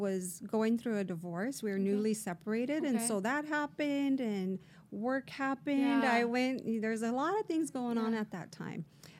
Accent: Imperial, California, United States; also born or lived in Brawley, California; So I am born and raised in Imperial, in the city of Imperial. Okay. I was actually born in Brawley but raised in Imperial.

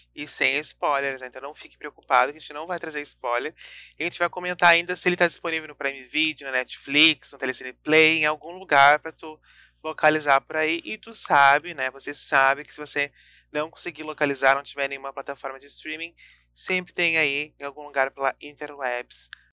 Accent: Rio Grande do Sul, Brazil; nós que somos aqui do, do sul, do Rio Grande do Sul

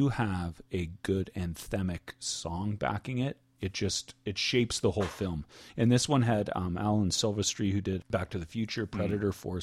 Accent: Canada; I don't know if you felt like this as Canadian kids

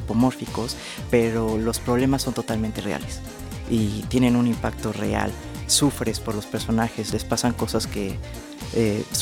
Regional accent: Mexico City, Mexico; tengo 28 años, soy de la Ciudad de México.

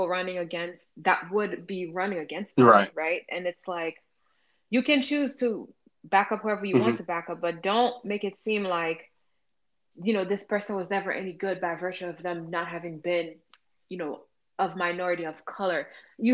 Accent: Pétionville, Ouest, Haiti; moved away; growing up in Pétionville was interesting

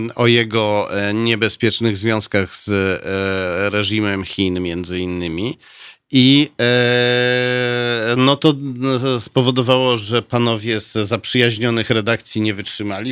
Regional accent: Warsaw, Masovian Voivodeship, Poland; also born or lived in Pruszków; Potem jak zostałem urodzony, to zabrano mnie z powrotem do Warszawy

